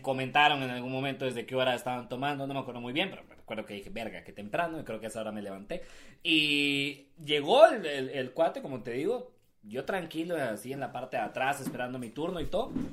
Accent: Guatemala; nos morimos por el fútbol en este país

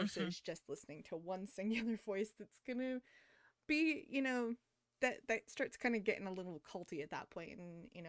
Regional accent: United States; as Americans

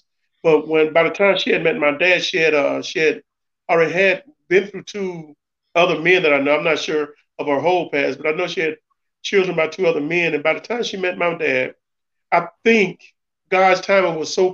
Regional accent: the South, United States; I'm from the South, so my mother was most important in my upbringing

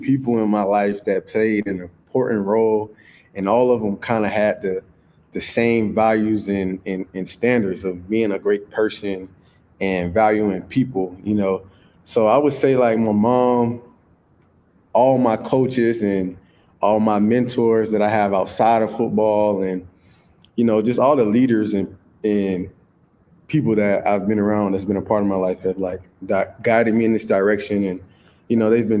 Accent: St. Petersburg, Florida, United States; So it was, in growing up in St. Pete, it was hard.

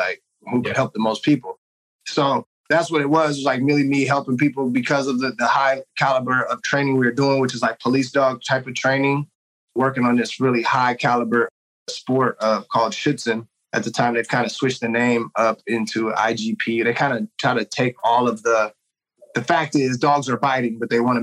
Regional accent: Oakland, California, United States; also born or lived in Washington State / San Jose; I grew up here in Oakland, California

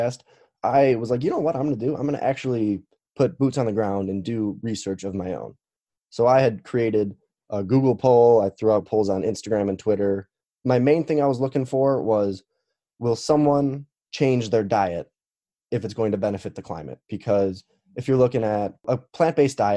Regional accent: Chicago, Illinois, United States; now in Missouri, United States; I am 24 and I currently live in Missouri, but I am from Chicago

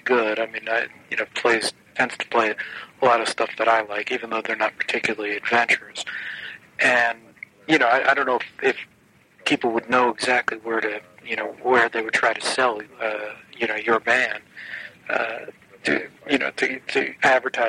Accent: New York, United States; I grew up in New York

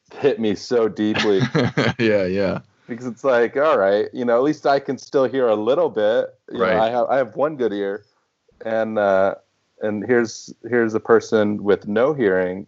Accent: Houston, Texas, United States; moved away as an adult; also born or lived in Boston; now in New York, United States; it was my hometown. That's where I grew up

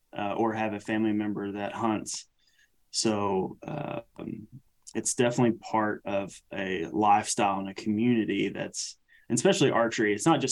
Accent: the South, United States; Not just the USA. I mean, we're right in the heart of the USA, right in the middle. And it's like, you know, we're from the South.

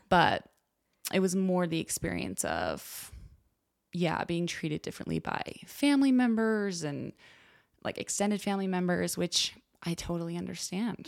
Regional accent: Orem, Utah, United States; I grew up in Orem, Utah

